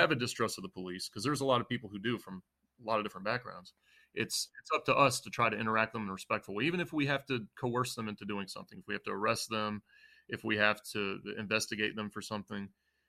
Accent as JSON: {"language": "English", "region": "the South", "country": "United States", "tie": "born or raised there", "said": "And it was weird because we grew up in the South, but we also were in a Lebanese house."}